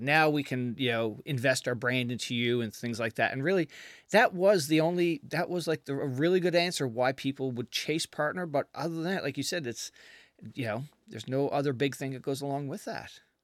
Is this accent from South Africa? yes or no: no; Canada; now in United States; I'm from Canada originally